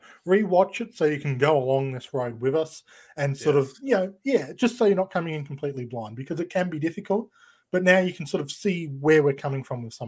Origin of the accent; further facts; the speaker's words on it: Australia; accent: Australian; the dulcet tones of my Australian accent